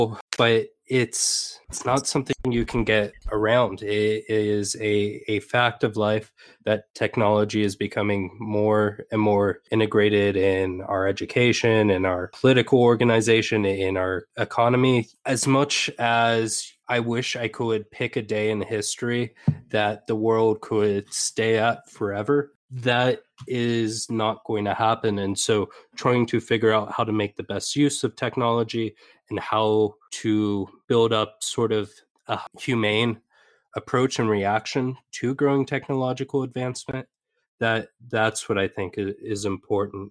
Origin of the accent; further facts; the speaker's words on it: Napa, California, United States; moved away as an adult; also born or lived in Portland, Oregon / Morocco; I grew up in California, sort of on the outskirts of the Bay Area, Napa, raised in a liberal family